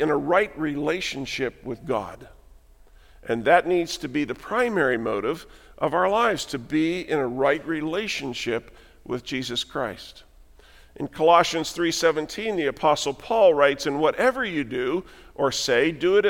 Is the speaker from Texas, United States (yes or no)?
no; Western Pennsylvania, United States; moved away; Jan and I left the church, the denomination we grew up in Western Pennsylvania